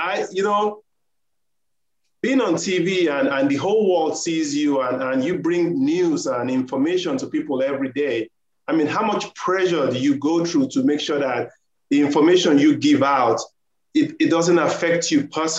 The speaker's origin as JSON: {"language": "English", "country": "Nigeria", "moved": "as an adult", "lives_now": "United States", "said": "I emigrated from Nigeria. I've been here over 20 years."}